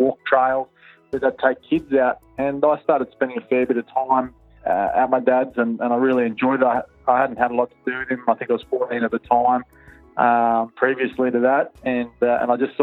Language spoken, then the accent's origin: English; Perth, Western Australia, Australia; I was brought up in Perth, in the city.